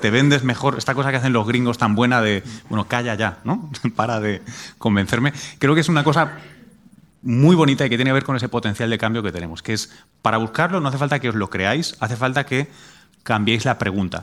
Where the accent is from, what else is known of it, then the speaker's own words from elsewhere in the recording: Spain; moved away as an adult; also born or lived in United States; como europeo y español